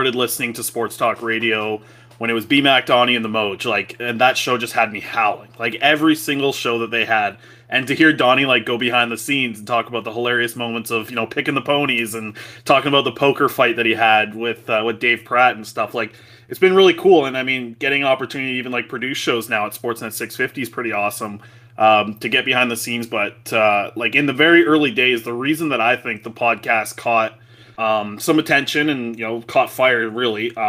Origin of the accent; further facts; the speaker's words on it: Vancouver, British Columbia, Canada; growing up in Vancouver